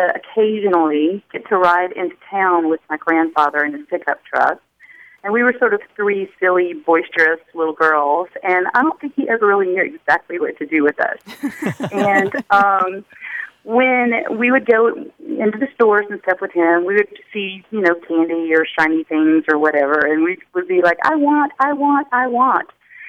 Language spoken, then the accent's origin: English; Southwest Georgia, United States; now in Tallahassee, United States; I am from a small town in Southwest Georgia